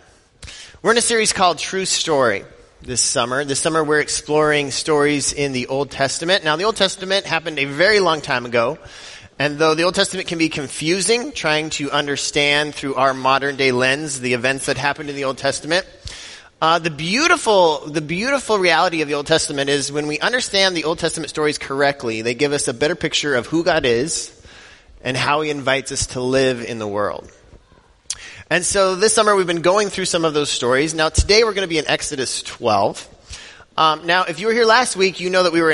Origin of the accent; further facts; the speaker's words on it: Denver, Colorado, United States; now in Richfield, Wisconsin, United States; I grew up in Denver, Colorado